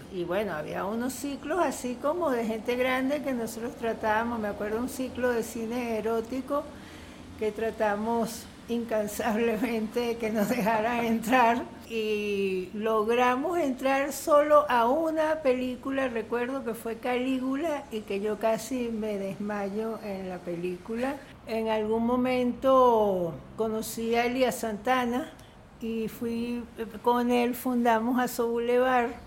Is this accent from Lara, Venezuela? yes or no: no; Caracas, Capital District, Venezuela; also born or lived in Italy / El Cafetal; Yo nací en Caracas y cuando estaba muy pequeña, como no sé, unos meses, este, nos fuimos a Italia